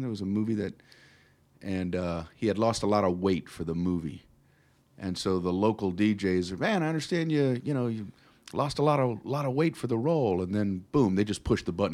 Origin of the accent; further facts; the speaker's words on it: South Florida, United States; moved away as an adult; also born or lived in Tiffin, Ohio; now in Las Vegas, United States; I grew up in South Florida.